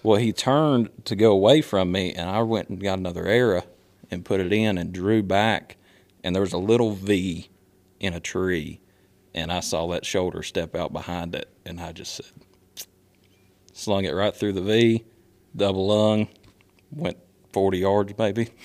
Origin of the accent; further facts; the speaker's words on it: Statesville, North Carolina, United States; now in Concord, United States; I grew up in Statesville